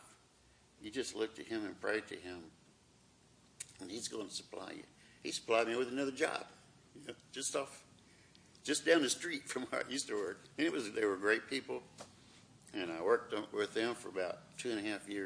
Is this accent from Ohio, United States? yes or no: yes; Ohio, United States; also born or lived in Fort Worth, Texas; now in Texas, United States; Came from my hometown, or my home state, Ohio